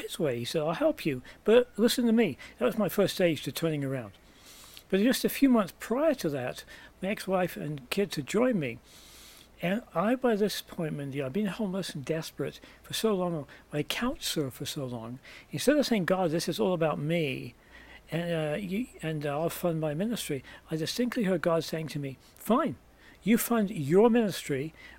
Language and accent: English; England, United Kingdom; moved away as an adult; now in United States; I came from England originally, as my accent may well give away, and came to the US in 1978 when I was 20 with $50 in my pocket and a one-way ticket.